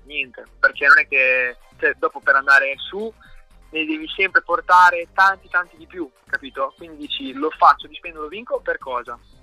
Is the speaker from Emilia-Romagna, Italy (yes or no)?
yes; San Mauro Pascoli, Emilia-Romagna, Italy; c'è una pista qui a 5-6 minuti da casa mia che è San Mauro Mare